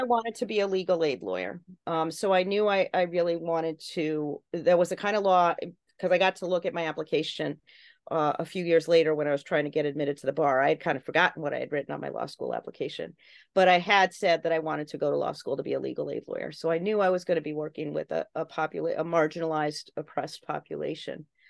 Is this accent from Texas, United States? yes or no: no; Connecticut, United States; my home state of Connecticut